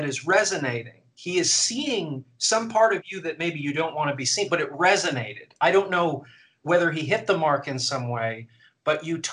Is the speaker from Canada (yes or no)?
yes; Canada; as a Canadian